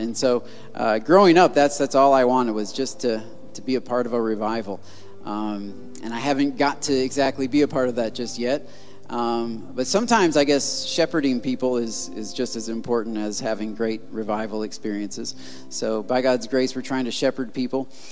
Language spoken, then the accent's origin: English; Michigan, United States; I'm from Michigan